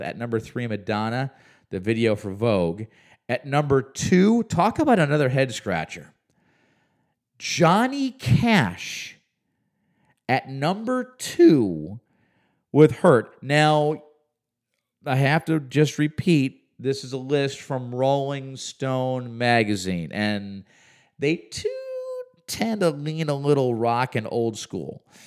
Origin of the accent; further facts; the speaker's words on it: Chicago, Illinois, United States; moved away; I grew up in the Chicagoland area